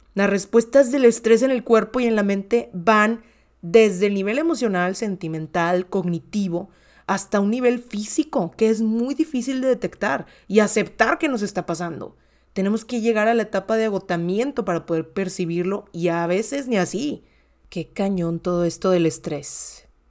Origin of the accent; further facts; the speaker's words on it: Monterrey, Nuevo León, Mexico; soy comunicóloga mexicana de Monterrey, Nuevo León